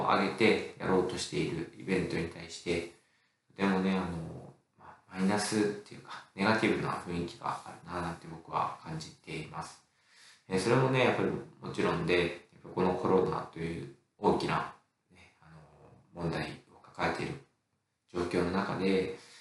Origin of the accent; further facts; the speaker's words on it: Nagano, Japan; 私の地元、 長野市